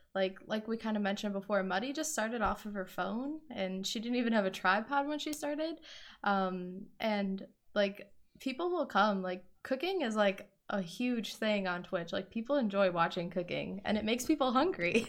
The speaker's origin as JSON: {"language": "English", "region": "Wisconsin", "country": "United States", "said": "I am from Wisconsin"}